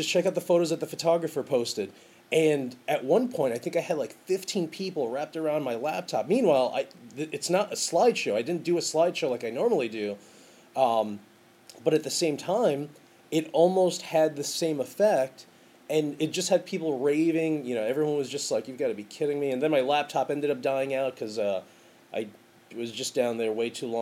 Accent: New York, United States; I'm in Ireland, and I'm letting people know, hey, I'm from New York.

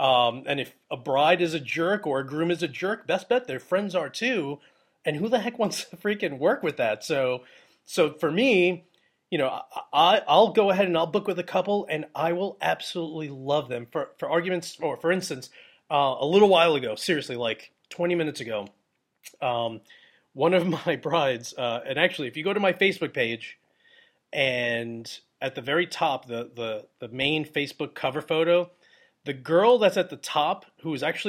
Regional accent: New York, United States; one of my closest friends that I grew up with in Long Island.

